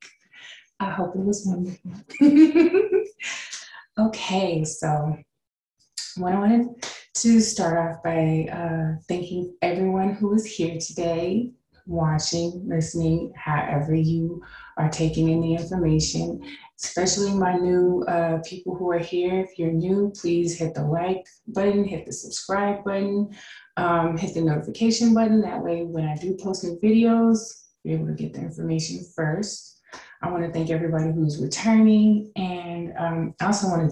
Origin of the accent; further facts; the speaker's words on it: Tucson, Arizona, United States; moved away as an adult; also born or lived in California / Kansas City, Missouri; now in San Antonio, United States; I lived there until I was about 10 or 11. And then my parents moved us to Tucson, Arizona.